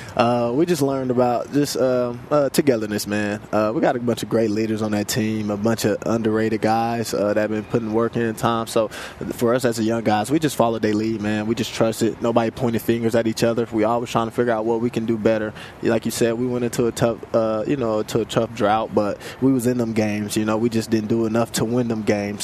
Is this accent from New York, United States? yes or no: no; Kansas City, Missouri, United States; I'm also from Kansas City, Missouri